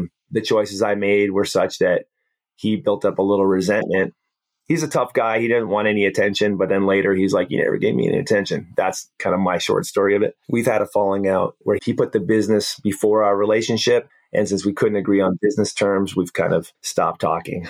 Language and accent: English; Hawaii, United States; we grew up in Hawaii